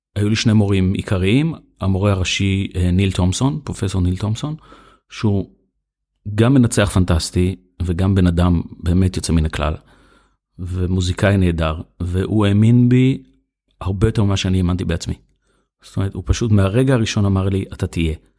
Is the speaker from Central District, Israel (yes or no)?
yes; Hefer Valley, Central District, Israel; גדלתי בעמק חפר